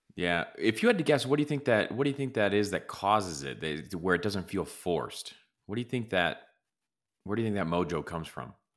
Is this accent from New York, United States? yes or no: no; Los Angeles, California, United States; growing up in L